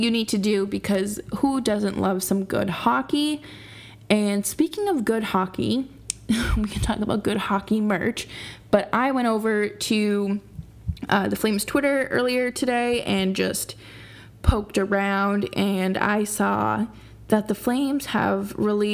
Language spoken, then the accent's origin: English; Boston, Massachusetts, United States; growing up in Boston